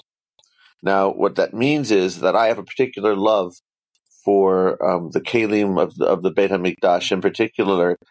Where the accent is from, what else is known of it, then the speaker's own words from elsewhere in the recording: San Diego, California, United States; I come from San Diego, California